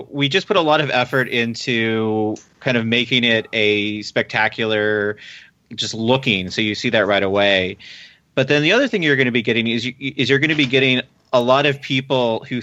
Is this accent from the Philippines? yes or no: yes; Philippines; born there; also born or lived in Alabama / Texas / England / Germany; I was born in the Philippines, actually, and then I moved to Alabama, Texas, England, Germany, and then Virginia.